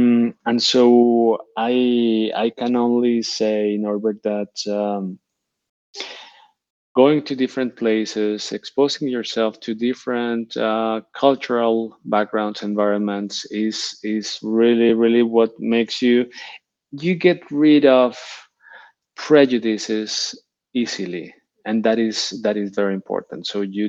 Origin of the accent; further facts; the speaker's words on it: Barcelona, Catalonia, Spain; moved away as an adult; now in Switzerland; The moment I came from Barcelona to Switzerland, that was another handbrake.